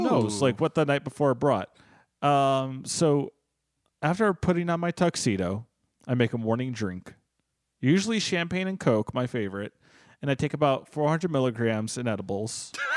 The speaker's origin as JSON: {"language": "English", "country": "United States", "said": "I'm an American"}